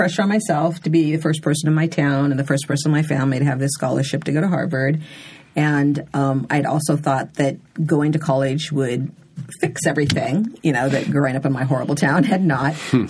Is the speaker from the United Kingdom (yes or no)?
no; Nigeria; even now when I tell Nigerians I'm Nigerian, they're like they don't believe it.